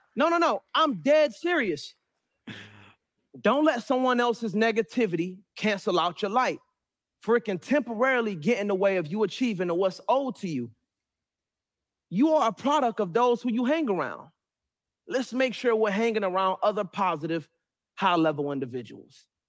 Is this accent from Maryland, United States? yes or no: yes; Suitland, Maryland, United States; also born or lived in Raleigh, North Carolina; was raised majority in Suitland, Maryland, which made me who I am today